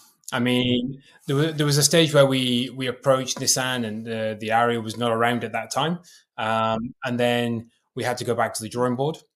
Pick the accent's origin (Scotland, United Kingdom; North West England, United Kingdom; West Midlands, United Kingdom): Scotland, United Kingdom; being a Scot